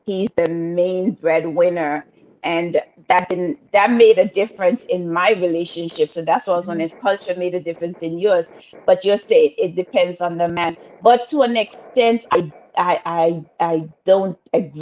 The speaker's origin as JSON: {"language": "English", "country": "Antigua & Barbuda", "said": "I'm from Antigua all day long"}